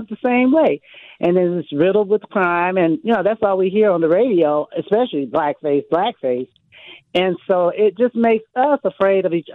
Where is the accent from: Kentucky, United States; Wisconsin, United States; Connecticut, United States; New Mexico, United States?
Wisconsin, United States; Milwaukee; I grew up in Milwaukee, Wisconsin, went to school here, elementary and everything.